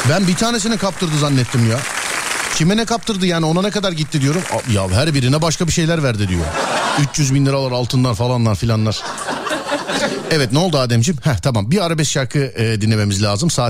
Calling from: Samsun, Turkey; Samsun'dan arıyorum. Samsun'dan.

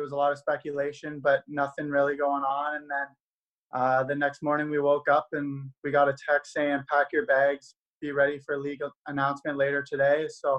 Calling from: Waterloo, Ontario, Canada; I'm joining us from Waterloo, Ontario. So I'm back living at my mom's place right now, enjoying the time back here.

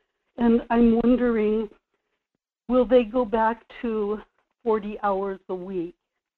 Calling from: Kodiak, Alaska, United States; in Kodiak.

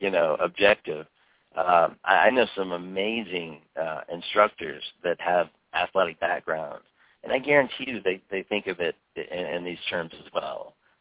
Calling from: Fort Worth, Texas, United States; I come to you from Fort Worth, Texas.

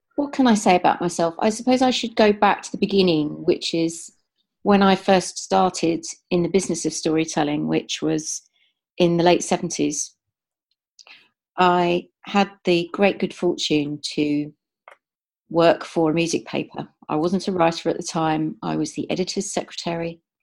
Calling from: Amersham, South East England, United Kingdom; I'm calling in from Amersham in Buckinghamshire

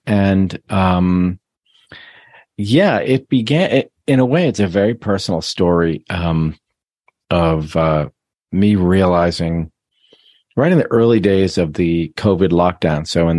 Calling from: Boston, Massachusetts, United States; I'm in Boston.

